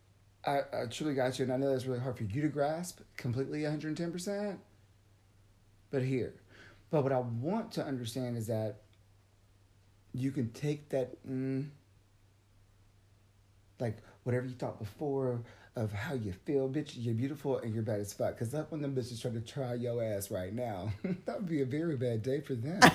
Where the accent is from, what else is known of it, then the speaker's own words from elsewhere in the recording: Cochran, Georgia, United States; Got out of Cochrane, my hometown